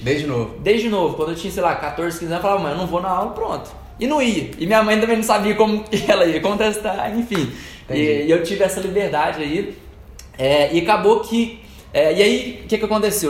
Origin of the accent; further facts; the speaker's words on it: Divinópolis, Minas Gerais, Brazil; also born or lived in Lagoa da Prata; E eu nasci lá, né? Mas fui, é, basicamente a minha infância toda foi em Divinópolis